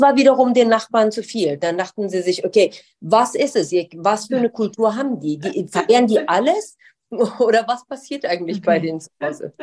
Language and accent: German; Darmstadt, Hesse, Germany; moved away as an adult; also born or lived in Tehran, Iran / United States / London, United Kingdom; now in Düsseldorf, Germany; ich zum ersten Mal dorthin gezogen wirklich obwohl ich die ganze Zeit halt in den Ferien und so weiter da war, in, in, im schönen Darmstadt